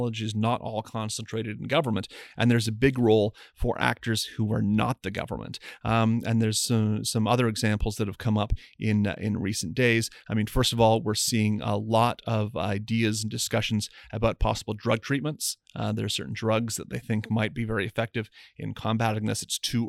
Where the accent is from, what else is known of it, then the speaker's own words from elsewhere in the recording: Windsor, Ontario, Canada; I grew up in Windsor, have a lot of friends who work in either the auto industry or manufacturing related to the auto industry.